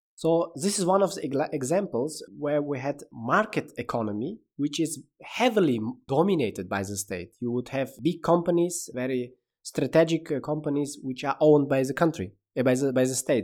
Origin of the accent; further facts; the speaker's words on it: Samarkand, Samarkand Region, Uzbekistan; moved away as an adult; now in Berlin, Germany; I was born in Uzbekistan in a beautiful city, Samarkand, and I'm also living since 2014 in Berlin.